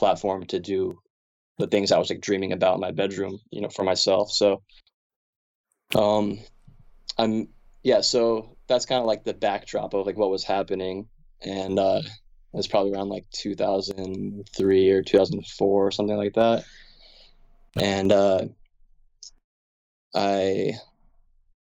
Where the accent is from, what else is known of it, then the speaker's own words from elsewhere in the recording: Kingston, Pennsylvania, United States; also born or lived in Wilkes-Barre; I'm from Kingston